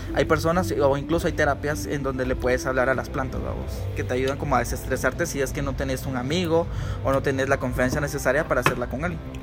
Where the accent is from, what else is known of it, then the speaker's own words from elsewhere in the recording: Guatemala; como chapines